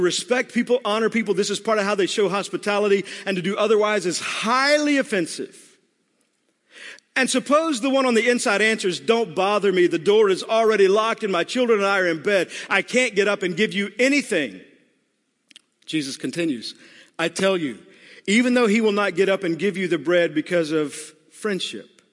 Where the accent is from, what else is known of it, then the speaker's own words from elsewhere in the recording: Texas, United States; I'm from Texas